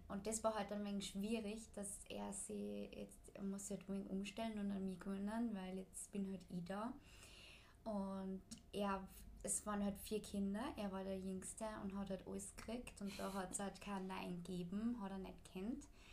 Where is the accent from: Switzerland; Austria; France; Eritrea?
Austria; bei uns in Österreich